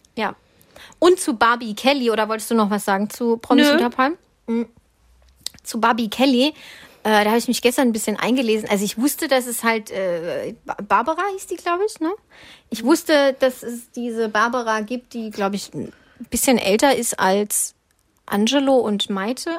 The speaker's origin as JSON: {"language": "German", "region": "Swabia", "country": "Germany", "accent": "Swabian", "said": "Ich bin Schwabe, ich darf das, ich kann alles außer Hochdeutsch"}